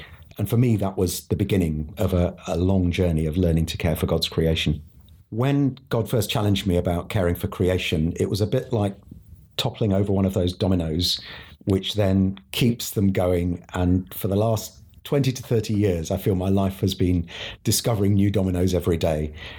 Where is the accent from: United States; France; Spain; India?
India; now in United Kingdom; I was born in India, where my parents were CMS mission partners.